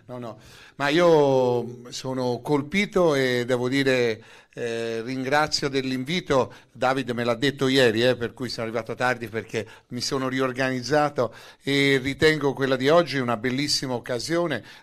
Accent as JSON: {"language": "Italian", "town": "Florence", "region": "Tuscany", "country": "Italy", "said": "Consentitemi da fiorentino centrico come sono però di dire che eh, i due simboli, eh, sia il leone sia il Giglio lo vedo"}